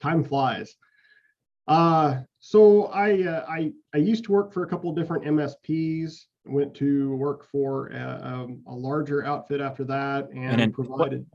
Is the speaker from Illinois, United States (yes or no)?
yes; West Frankfort, Illinois, United States; our high school at West Frankfort had a really good electronics instructor